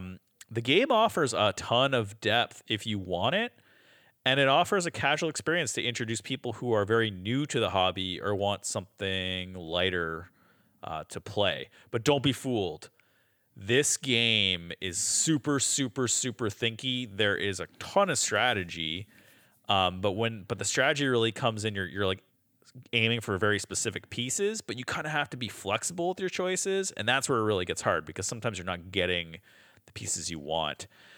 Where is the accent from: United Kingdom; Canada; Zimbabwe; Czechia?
Canada; we're Canadian on this